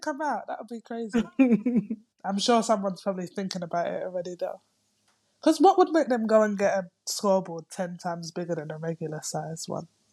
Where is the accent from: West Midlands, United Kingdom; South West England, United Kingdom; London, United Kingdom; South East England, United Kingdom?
London, United Kingdom; moved away as an adult; now in Greece; I'm coming from London